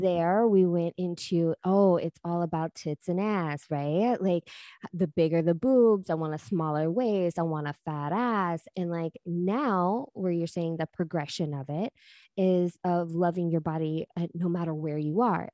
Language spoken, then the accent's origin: English; Texas, United States; I'm from Texas